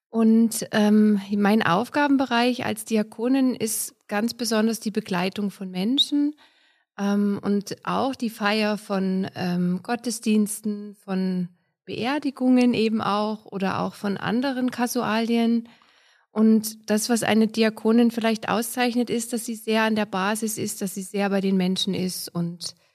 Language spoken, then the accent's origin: German; Germany; moved away as an adult; now in Austria; Es gibt in Österreich nicht viele, ähm, aber ich komme ja aus Deutschland und habe dort die Ausbildung und das Studium absolviert und freue mich, dass ich hier tätig sein kann.